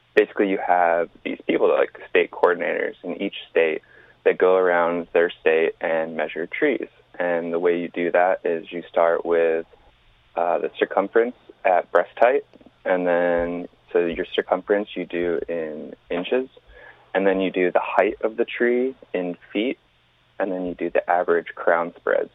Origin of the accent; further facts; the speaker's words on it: East Coast, United States; Growing up on the East Coast